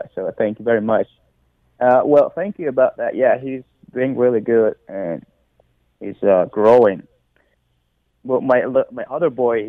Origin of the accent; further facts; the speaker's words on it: Afghanistan; moved away as an adult; now in United States; I came all the way from Afghanistan, very close. I'm in the United States.